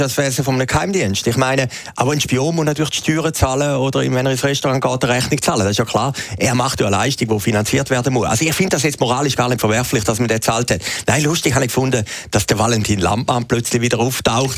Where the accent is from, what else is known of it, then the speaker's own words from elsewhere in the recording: Switzerland; als Schweizer